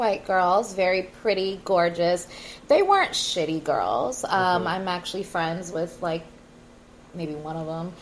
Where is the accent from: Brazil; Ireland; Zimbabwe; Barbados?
Brazil; I'm Brazilian